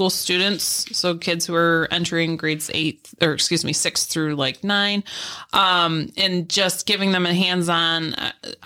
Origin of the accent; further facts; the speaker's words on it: Pavilion, New York, United States; I'm from Pavilion originally.